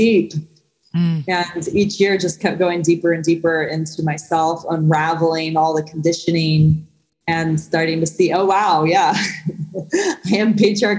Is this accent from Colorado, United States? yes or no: no; San Diego, California, United States; moved away as an adult; also born or lived in New York City; my hometown of San Diego back in 2008, I was living in New York City previous